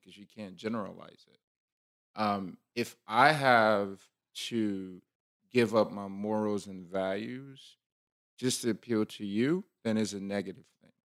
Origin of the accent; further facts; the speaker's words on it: Liberia; moved away; I'm, you know, West African or I'm from Liberia